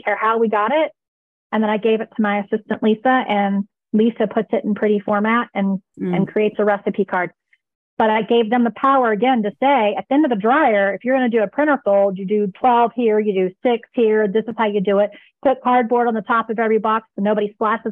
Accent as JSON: {"language": "English", "country": "United States", "said": "I am American"}